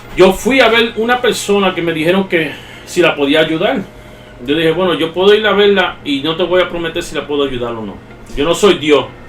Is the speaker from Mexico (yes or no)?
no; New York, United States; accent: Puerto Rican-like Spanish; Yo me crié en la 187 y Otter. Para allá arriba. Al lado del Bronx